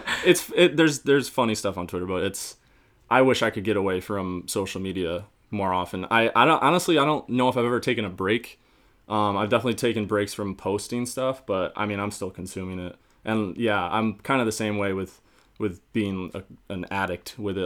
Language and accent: English; upstate New York, United States; moved away as an adult; now in Boston, United States; I'm from upstate New York, um, but I moved to Boston just over a year ago